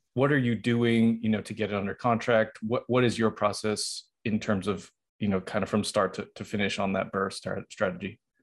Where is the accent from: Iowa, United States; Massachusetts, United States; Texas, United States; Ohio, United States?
Massachusetts, United States; Boston; that's where that's my hometown